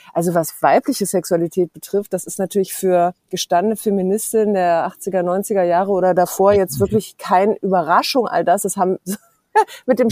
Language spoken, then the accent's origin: German; Berlin, Germany; ich bin auch echte Berlinerin